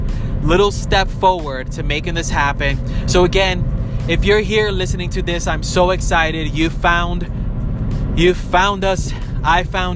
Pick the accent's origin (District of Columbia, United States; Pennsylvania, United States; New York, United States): New York, United States; New York City; I was born and raised in New York City.